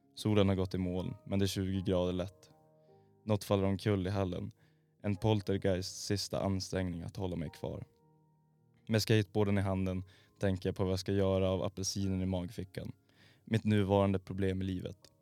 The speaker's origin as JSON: {"language": "Swedish", "region": "Norrbotten County", "country": "Sweden", "said": "Jag är från Norrbotten"}